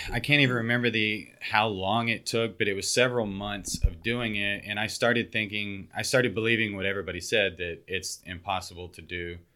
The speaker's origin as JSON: {"language": "English", "region": "West Texas", "country": "United States", "tie": "born or raised there", "moved": "as an adult", "lives_now": "Houston, United States", "said": "I grew up in West Texas"}